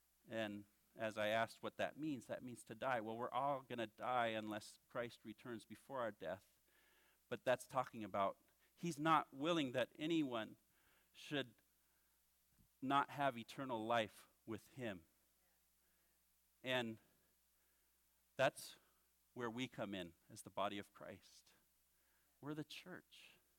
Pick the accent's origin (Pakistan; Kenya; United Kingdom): Kenya; Western; So that means I grew up in Kenya from the time I was 7 till I finished high school. We lived in the western part of the country at the time in a city called Little Bombay.